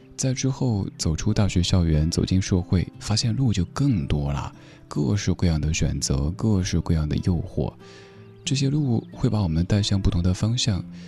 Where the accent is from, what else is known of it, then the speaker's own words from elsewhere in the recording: China; 我们中国人